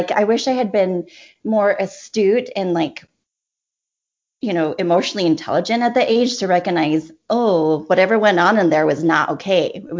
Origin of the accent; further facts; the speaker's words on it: West Texas, United States; moved away as an adult; also born or lived in Provo, Utah; So I was born in the covenant as they say. Yeah. I grew up in West Texas